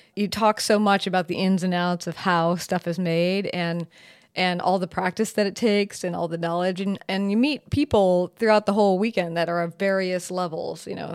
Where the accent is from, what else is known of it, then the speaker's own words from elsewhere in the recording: Seattle, Washington, United States; also born or lived in San Francisco / New Orleans / Rome, Italy; I am from Seattle. I, I'm currently in Seattle. I'm pretty much from here.